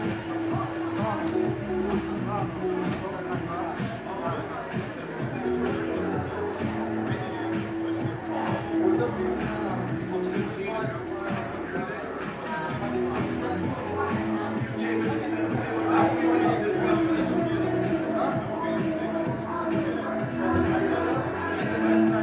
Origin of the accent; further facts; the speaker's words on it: Indiana, United States; also born or lived in New Orleans; now in Chicago, United States; I was from Illinois. I mean, Indiana.